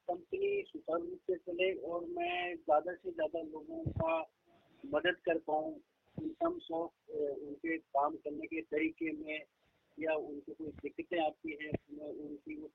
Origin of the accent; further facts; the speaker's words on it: Bagar, Rajasthan, India; also born or lived in Gujarat; Rajasthan M आई right बगड़ एक कस्बा है शेखावत क्षेत्र में